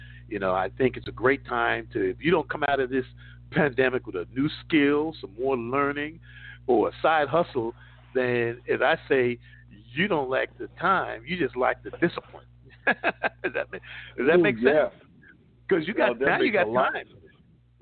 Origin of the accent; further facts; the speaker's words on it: New York City, New York, United States; moved away; I grew up in New York City.